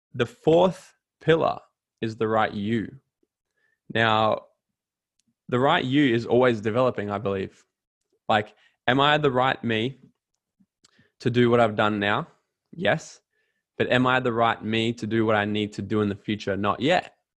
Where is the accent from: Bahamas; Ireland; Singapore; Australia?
Australia; Gold Coast, Queensland; I went back down to the Gold Coast, my hometown